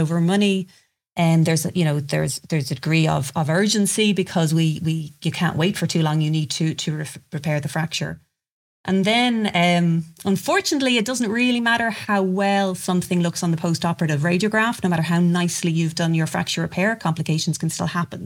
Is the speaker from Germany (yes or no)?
no; Ireland; I'm from Ireland